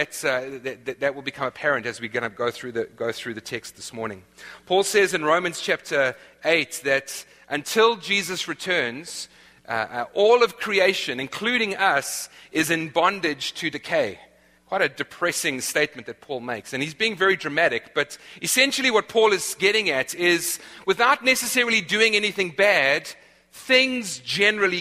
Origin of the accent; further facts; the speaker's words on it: South Africa; moved away; I'm from South Africa, the land of the eternal summer